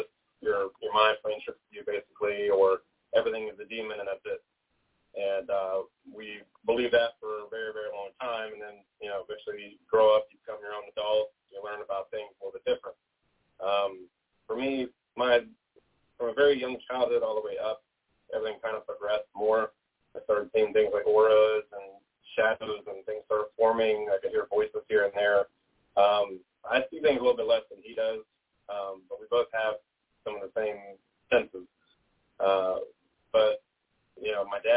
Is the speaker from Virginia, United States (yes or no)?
yes; Richmond, Virginia, United States; I'm from Richmond, Virginia, my whole life.